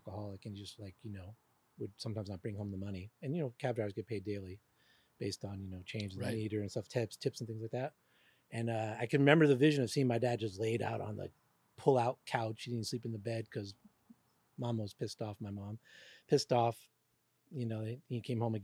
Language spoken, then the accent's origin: English; New York City, New York, United States; I was born in the Bronx